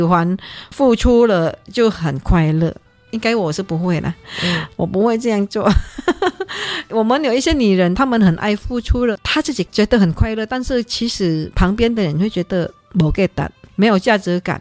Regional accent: Indonesia; moved away; 我们在印尼的，我乡下那边

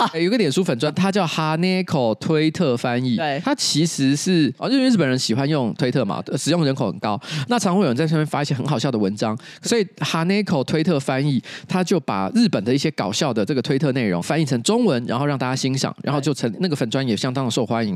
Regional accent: Taipei, Taiwan; 我从小在台北长大

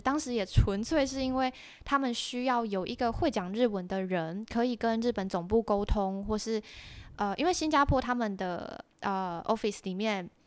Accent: Taiwan; moved away as an adult; also born or lived in Australia; now in Singapore; 我是台湾人

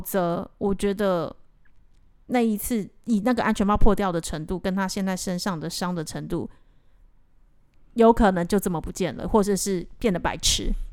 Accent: Taiwan; now in Cambodia; 我们在这边工作这么久的台湾人

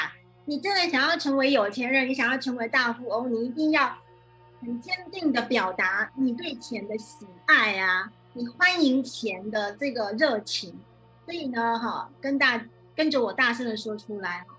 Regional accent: China; 我们哈，我们中国人很讲究风水，对不对？

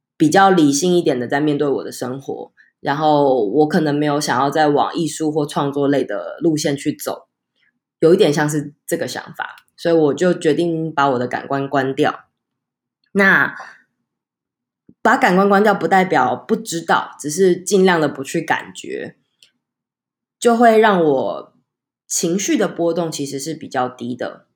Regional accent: Taichung, Taiwan; 因为我是台中人，台中人就一定要骑摩托车

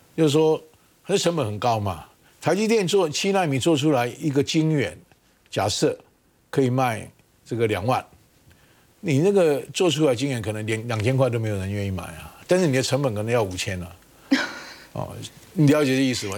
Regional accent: Taiwan; 难道我台湾有那么差吗

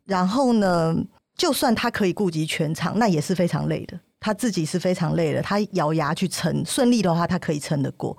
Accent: Taiwan; 如果我们是一样长大，应该是差不多的环境下，在台湾这个竞争环境下

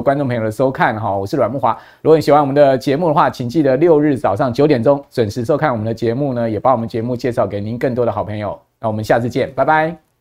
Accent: Taiwan; 一般我们台湾人就苦于就是说

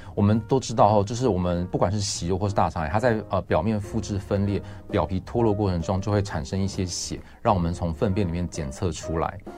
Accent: Taiwan; 一般我们台湾人常吃的像是香肠或者这些加工肉品

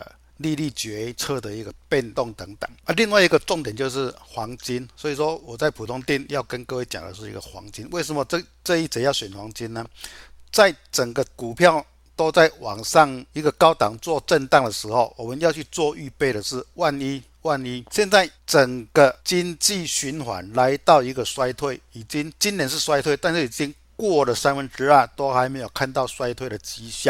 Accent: Chiayi, Taiwan; 各位，我是金钱豹的新浪朋友，大家好，

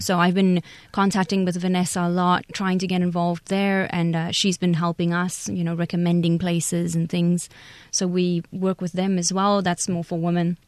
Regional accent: South Africa; moved away as an adult; now in Taiwan; I'm from South Africa

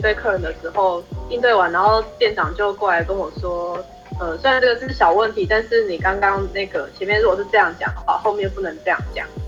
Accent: Taiwan; 因为像我们台湾人的话，应该说我就我看到啊，比如说看到日本的同学，就大家会比较愿意去跟他主动去跟他做交流

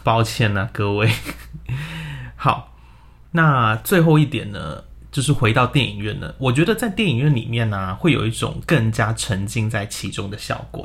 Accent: Hong Kong; now in Taiwan; 我们住在亚洲嘛， 我现在住在台湾 而且我在香港的房子非常小

